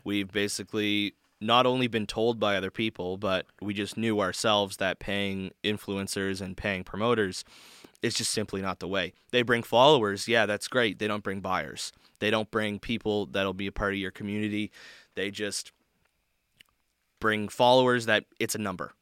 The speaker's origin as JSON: {"language": "English", "country": "Canada", "said": "I'm from Canada"}